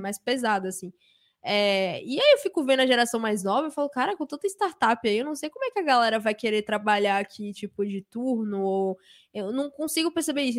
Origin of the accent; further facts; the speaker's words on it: Salvador, Bahia, Brazil; eu vim de Salvador